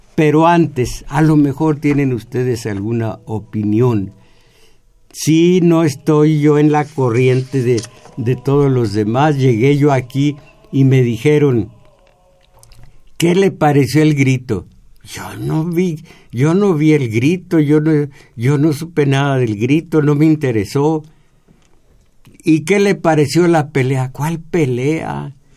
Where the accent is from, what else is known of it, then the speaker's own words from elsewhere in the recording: Mexico; en nosotros como mexicanos, que mal nos aceptamos mestizos